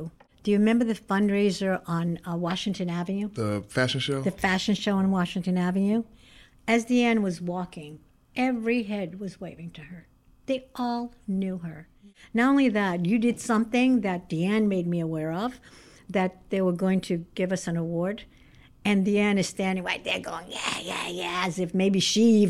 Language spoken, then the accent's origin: English; Brazil; now in United States; I was raised in Brazil